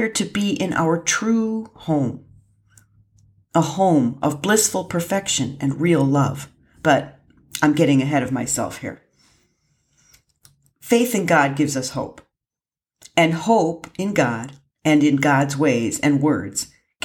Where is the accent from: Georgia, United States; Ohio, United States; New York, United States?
Ohio, United States; Lake Erie in northern; moved away; I had the good fortune of growing up on Lake Erie in northern Ohio